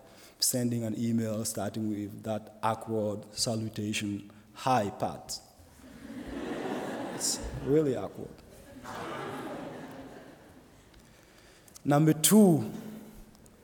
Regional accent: Burkina Faso; moved away as an adult; now in Goshen, United States; the culture of my home country, Burkina Faso

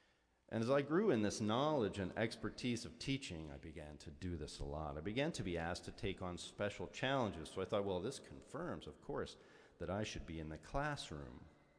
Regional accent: Tulsa, Oklahoma, United States; As a young Presbyterian kid growing up in Tulsa, Oklahoma

